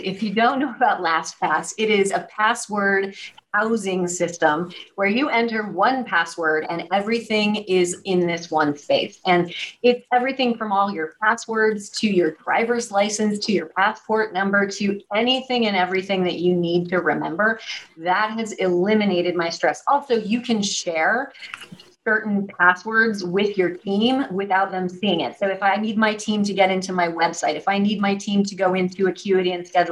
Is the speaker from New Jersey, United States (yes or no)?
no; Missouri, United States; now in New York City, United States; I live in New York City across from Alvin Ailey Dance Theater, but I'm from Missouri. And what that means is that I'm a Midwestern girl